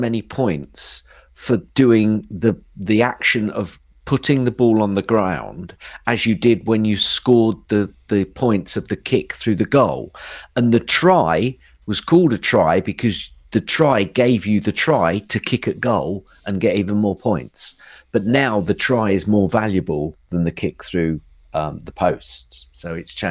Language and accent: English; England, United Kingdom; I'm English.